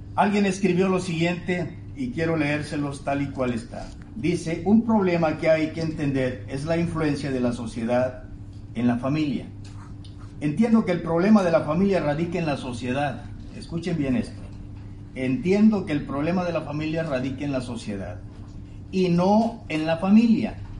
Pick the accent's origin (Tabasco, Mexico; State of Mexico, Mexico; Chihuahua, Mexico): Tabasco, Mexico; now in Monterrey, Mexico; Extraño mi querido Tabasco